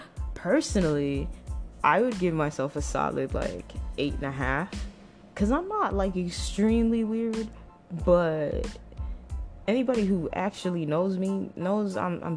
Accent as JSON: {"language": "English", "town": "Toronto", "region": "Ontario", "country": "Canada", "also_born_or_lived": "Trinidad and Tobago", "lives_now": "United States", "said": "I am from Toronto, Canada. I used to live in a very beautiful island, the island, twin islands of my parents' heritage, Trinidad and Tobago. And currently, I live in the northern part of California."}